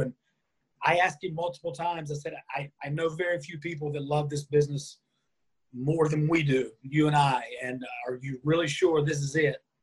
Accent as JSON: {"language": "English", "region": "North Carolina", "country": "United States", "tie": "born or raised there", "said": "I grew up in North Carolina here in the States"}